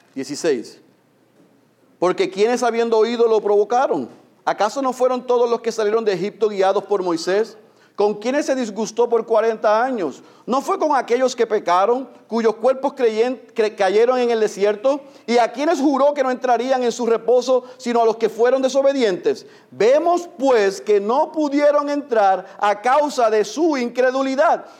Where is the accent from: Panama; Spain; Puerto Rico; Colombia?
Puerto Rico; En puertorriqueños nos encanta